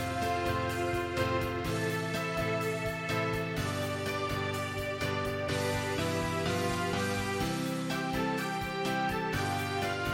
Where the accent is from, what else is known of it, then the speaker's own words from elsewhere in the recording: Jersey; We're from there